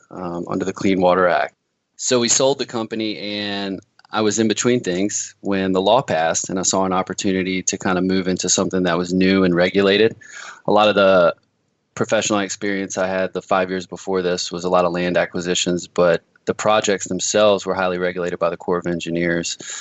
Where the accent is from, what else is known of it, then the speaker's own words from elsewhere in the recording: Louisiana, United States; moved away as an adult; now in Washington, United States; I'm originally from Louisiana. I moved up to Washington